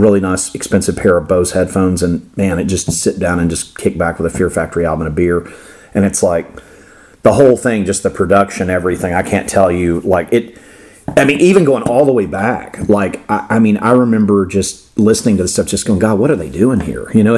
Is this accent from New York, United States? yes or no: no; Florida, United States; My home state